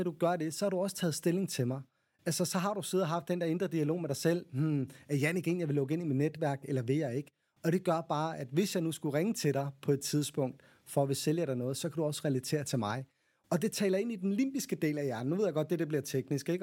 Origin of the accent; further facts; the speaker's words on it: Copenhagen, Capital Region of Denmark, Denmark; jeg er også københavner